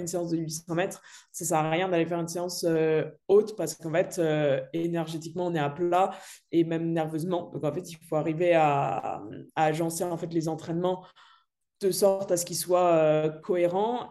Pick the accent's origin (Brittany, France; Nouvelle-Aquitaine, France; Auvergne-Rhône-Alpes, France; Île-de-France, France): Auvergne-Rhône-Alpes, France; Dardilly; je viens de Lyon, donc euh, un petit peu à côté à Dardy pour, pour les connaisseurs, donc c'est un petit peu la campagne